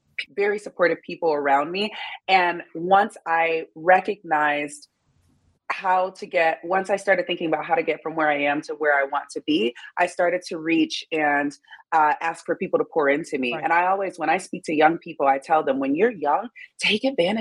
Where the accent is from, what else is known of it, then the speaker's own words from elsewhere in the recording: Detroit, Michigan, United States; moved away; also born or lived in Miami; I'm from Detroit, Michigan